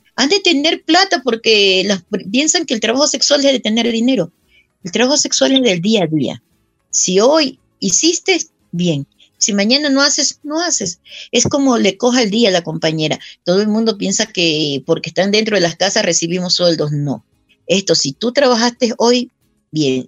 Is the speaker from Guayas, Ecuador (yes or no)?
yes; Guayaquil, Guayas, Ecuador; now in Quito, Ecuador; yo nací en Guayaquil, pero ya. aquí ya tengo más de 30 años viviendo